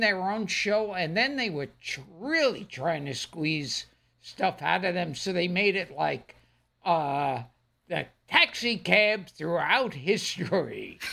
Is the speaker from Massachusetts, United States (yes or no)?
no; New York City, New York, United States